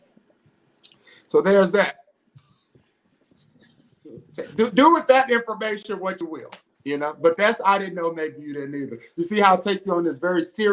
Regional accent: Greensboro, North Carolina, United States; the Magnolia House in Greensboro that is right up the street from where I grew up in Cumberland Courts.

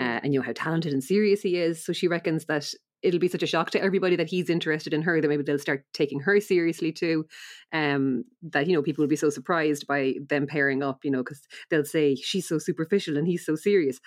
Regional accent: Ireland; we're Irish

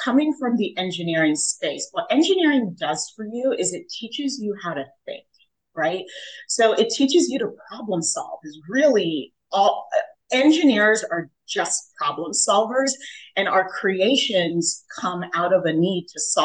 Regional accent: Jamaica; now in United States; I was born in Jamaica.

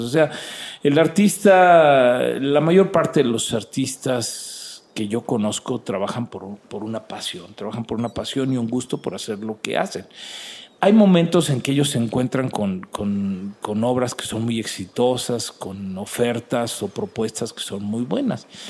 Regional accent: Mexico; nosotros, que somos mexicanos

